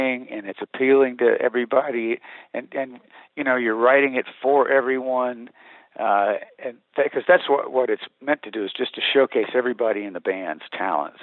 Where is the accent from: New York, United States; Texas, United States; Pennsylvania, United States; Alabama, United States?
Alabama, United States; Montgomery; now in Nashville, United States; I'm born and raised in Montgomery, Alabama